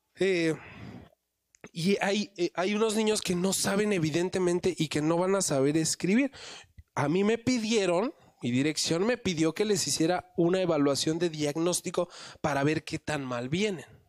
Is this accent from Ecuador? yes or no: no; Mexico City, Mexico; yo nací también en la Ciudad de México